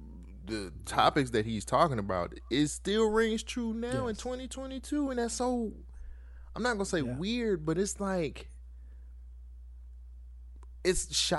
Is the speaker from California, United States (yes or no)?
yes; California, United States; me growing up in California